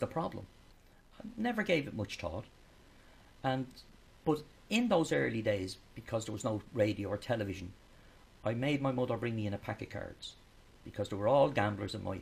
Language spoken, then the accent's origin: English; Dublin, Leinster, Ireland; I came from Cabra, so there was no fields around.